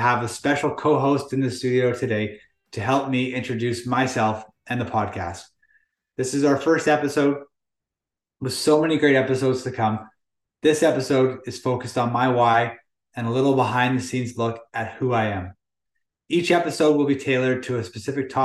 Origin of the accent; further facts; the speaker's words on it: Lower Mainland, British Columbia, Canada; Born and raised in the Lower Mainland, BC